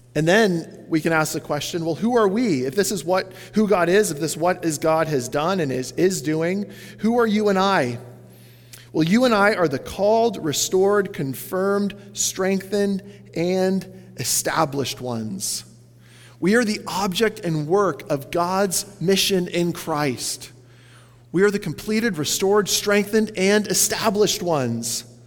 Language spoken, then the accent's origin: English; Canada; as a Canadian